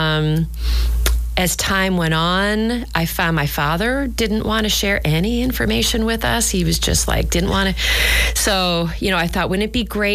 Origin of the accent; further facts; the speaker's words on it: Nashua, New Hampshire, United States; moved away; we're from Nashua, New Hampshire.